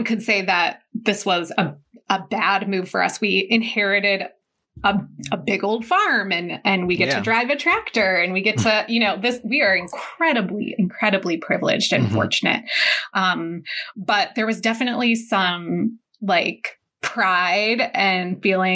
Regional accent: Medina, United States; born or raised there; also born or lived in Lakewood

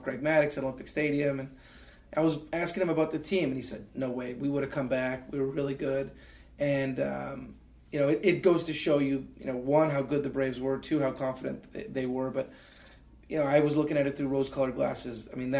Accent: Canada; And then they had to rescind it, just being Canadian, getting a work permit, getting a visa.

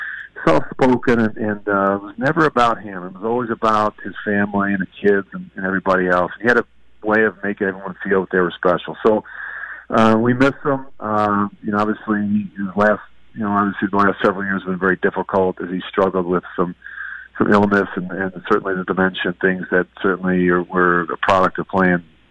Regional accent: Philadelphia, Pennsylvania, United States; also born or lived in Delaware; now in Minnesota, United States; I grew up in Philadelphia as a young boy watching the Minnesota Vikings

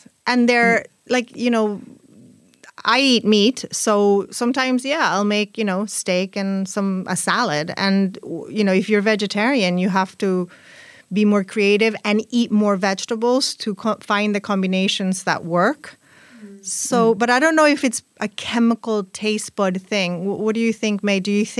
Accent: Spain; first language Spanish; English is a second language; because my first language is Spanish, I associate veganism and vegetarianism with females. And you know, in Spain, words, some words are masculine and some words are feminine.

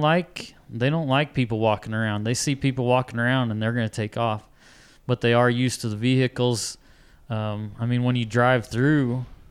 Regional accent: Colorado, United States; now in New Mexico, United States; I grew up in Colorado

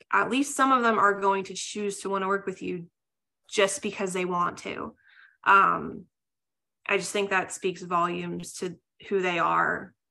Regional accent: Pennsylvania, United States; now in Georgia, United States; before we moved to Georgia, I'm originally from Pennsylvania.

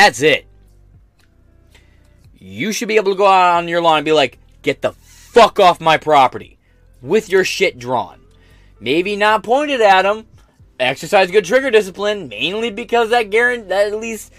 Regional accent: United States; as an American

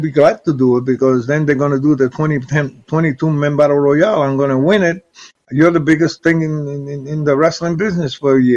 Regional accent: San Francisco, California, United States; I mean, I was in California. I was from San Francisco.

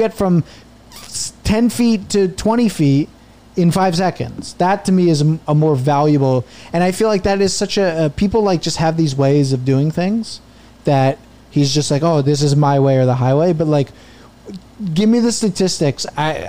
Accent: New Jersey, United States; born or raised there

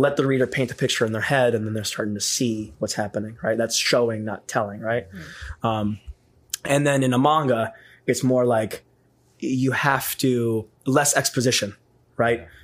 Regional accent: Lake Geneva, Wisconsin, United States; also born or lived in Burlington, Wisconsin; So I moved from Burlington to Lake Geneva. Burlington's like 15 minutes away from Lake Geneva

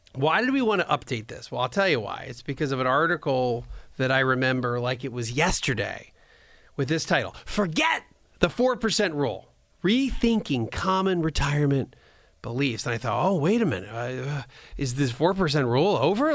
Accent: near Bryn Mawr, Pennsylvania, United States; I'm from Pennsylvania, so I was actually, grew up kinda near Bryn Mawr

